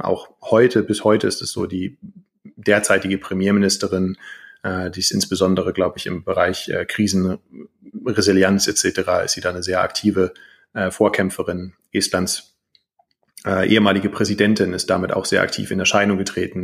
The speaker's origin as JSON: {"language": "German", "country": "Germany", "moved": "yes", "lives_now": "Estonia", "said": "ich als deutscher Staatsbürger habe eine estnische persönliche Kennziffer"}